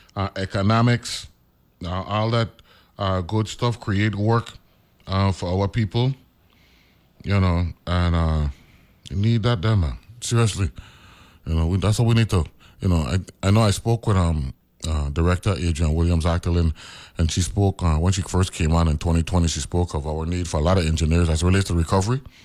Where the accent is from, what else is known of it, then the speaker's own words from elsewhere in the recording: U.S. Virgin Islands; I'm from Saint Croix.